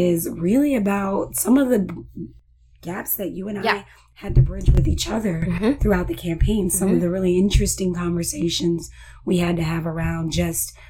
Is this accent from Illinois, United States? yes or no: yes; Chicago, Illinois, United States; moved away; I'm from, well, the Chicagoland area